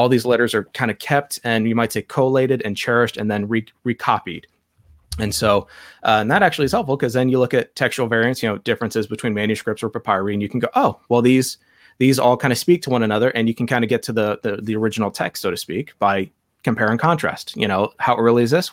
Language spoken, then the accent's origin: English; Ireland; I'm not Jewish, I'm Irish